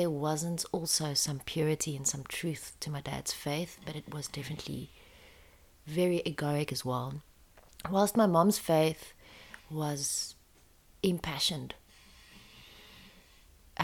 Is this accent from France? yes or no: yes; France; I was born in France a year later, South African kid to South African parents in this country